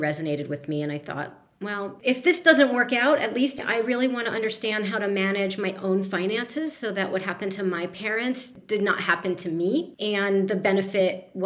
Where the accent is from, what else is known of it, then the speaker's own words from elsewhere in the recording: East Coast, United States; moved away as an adult; also born or lived in Arizona; I grew up on the East Coast